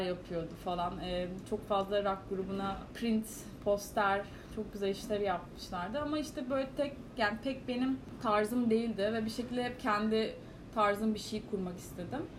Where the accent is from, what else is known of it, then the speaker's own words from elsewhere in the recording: Istanbul, Turkey; also born or lived in New York / London; Kadıköy çocuğum yani